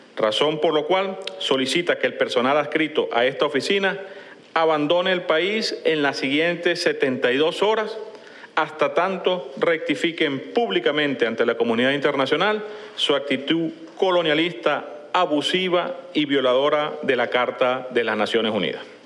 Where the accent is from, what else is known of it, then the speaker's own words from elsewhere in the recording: Caracas, Capital District, Venezuela; soy de Caracas